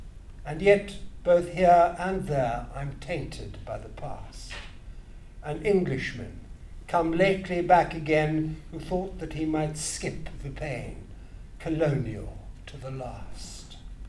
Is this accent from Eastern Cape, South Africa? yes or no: yes; Grahamstown, Eastern Cape, South Africa; The town I talk about is my hometown, I suppose, Grahamstown.